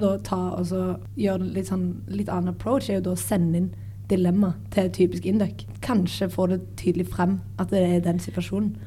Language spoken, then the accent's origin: Norwegian; Sandnes, Rogaland, Norway; jeg er fra Sandnes